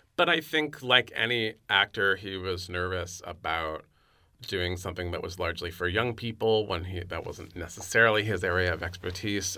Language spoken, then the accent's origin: English; San Francisco, California, United States; also born or lived in New York; my hometown of San Francisco